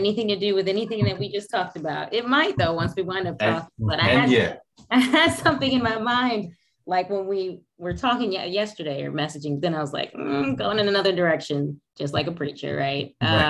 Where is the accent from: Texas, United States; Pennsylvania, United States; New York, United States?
New York, United States; Brooklyn; So my upbringing, I was born in Brooklyn, New York, and the first few years of my life from Brooklyn, but my mom's side of the family is from Rocky Mount, North Carolina.